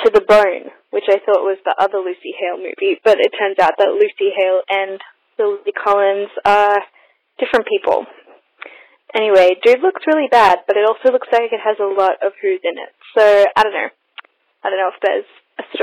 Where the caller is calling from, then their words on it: Australia; I'm calling from Australia